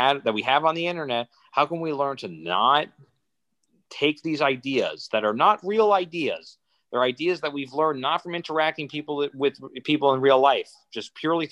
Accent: Canada; now in Montreal, Canada; I'm Canadian. I'm so proud to be Canadian, right? I'm so proud to be part of this country, to be in Quebec, to be in Montreal

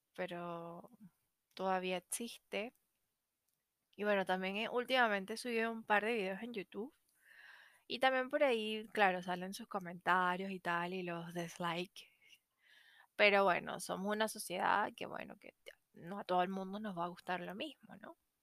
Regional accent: Venezuela; moved away as an adult; now in Chile; soy venezolana, porque me vine a Chile

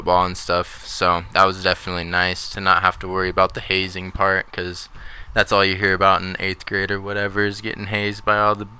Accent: Buell, United States; born and raised in Buell.

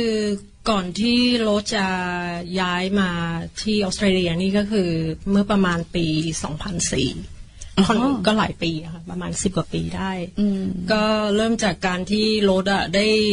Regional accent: Thailand; moved away as an adult; also born or lived in Gold Coast, Australia; now in Australia; เราเป็นคนไทยหัวใจไทย

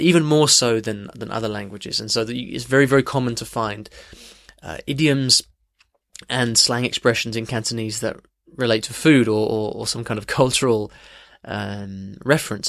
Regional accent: United States; I'm from the United States

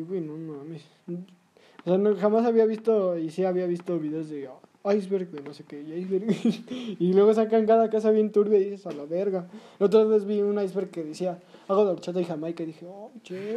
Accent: Mexico City, Mexico; como chilangos

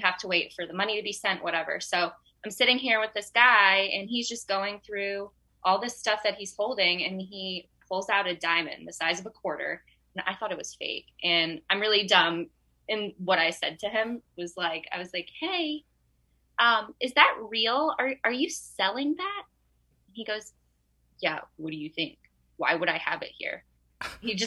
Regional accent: the South, United States; I'm from the South

